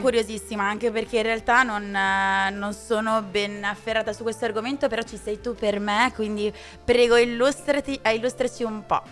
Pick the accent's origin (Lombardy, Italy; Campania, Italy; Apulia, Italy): Lombardy, Italy; Trezzano sul Naviglio; io sono di Trezzano sul Naviglio